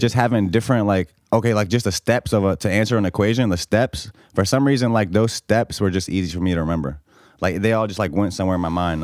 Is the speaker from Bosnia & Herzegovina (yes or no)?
yes; Bosnia & Herzegovina; now in Norfolk, Virginia, United States; I'm from Bosnia